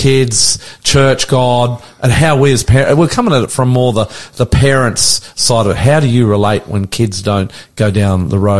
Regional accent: Australia; I'm the Aussie pastor.

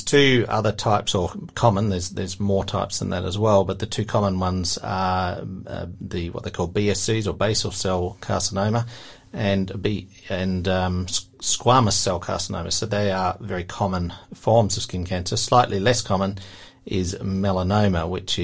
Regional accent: Tasmania, Australia; also born or lived in Queensland; I was actually born in Queensland, but I've lived in Tasmania since I was young

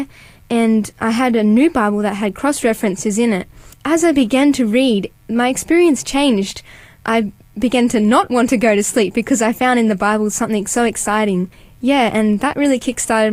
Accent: North Coast, New South Wales, Australia; I'm from a beautiful part of New South Wales, so the North Coast. And yeah, I grew up as an only child

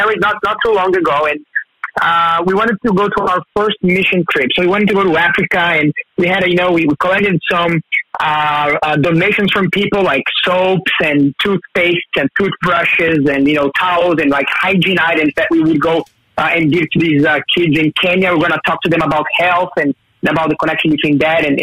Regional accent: Brazil; now in Newcastle; I'm originally from Brazil

